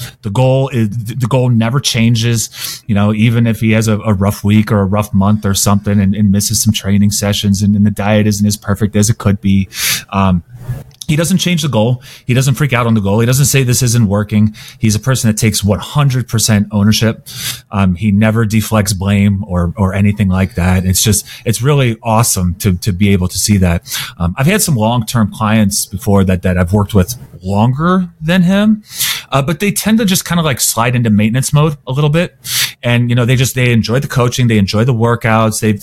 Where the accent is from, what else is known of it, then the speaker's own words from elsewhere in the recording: Cincinnati, Ohio, United States; I grew up in Cincinnati